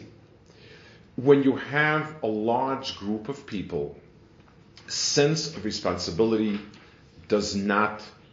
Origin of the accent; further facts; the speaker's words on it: New York, United States; moved away as an adult; also born or lived in Jerusalem, Israel; now in Silver Spring, United States; I grew up in New York in the Lower East Side